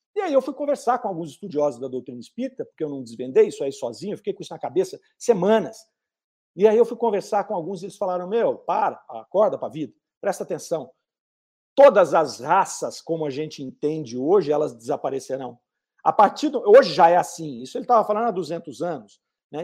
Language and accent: Portuguese; Brazil; eu nasci no Brasil, eu tenho essa coloração de pele